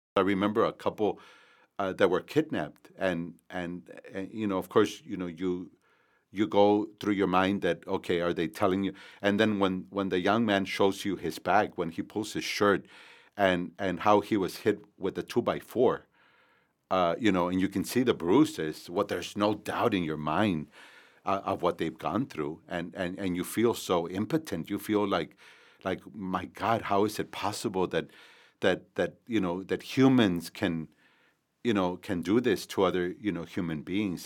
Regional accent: McAllen, Texas, United States; also born or lived in San Juan, Texas; I was born in San Juan, uh, Texas, here in in the Rio Grande Valley and, but grew up in McAllen

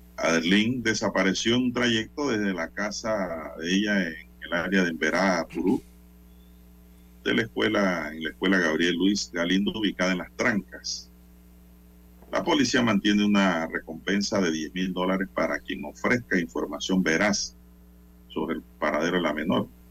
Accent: Panama; a nosotros como panameños, como ciudadanos

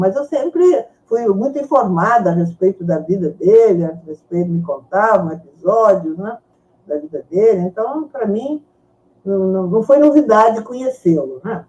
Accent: Brazil; also born or lived in Mexico; Aí nós, em 45, né, com, a, com a anistia, viemos para o Brasil.

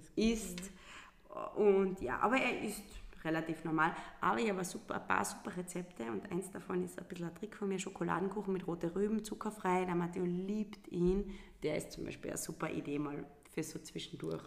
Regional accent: Lungau, Salzburg, Austria; now in Carinthia, Austria; ich bin eine gebürtige Lungauerin

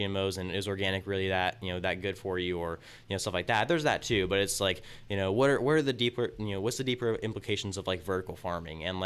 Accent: Tulare, California, United States; born and raised in Tulare

